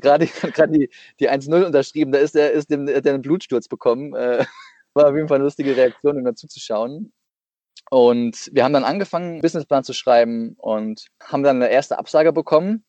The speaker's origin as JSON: {"language": "German", "region": "Saarland", "country": "Germany", "tie": "born or raised there", "also_born_or_lived": "Aachen / Dresden", "moved": "as an adult", "lives_now": "Leipzig, Germany", "said": "bin geboren im Saarland"}